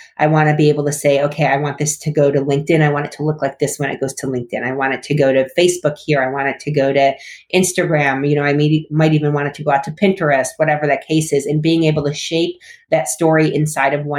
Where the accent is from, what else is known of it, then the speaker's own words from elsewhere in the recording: Binghamton, New York, United States; now in California, United States; Yeah, I'm from Binghamton, New York. I grew up really close to the Pennsylvania border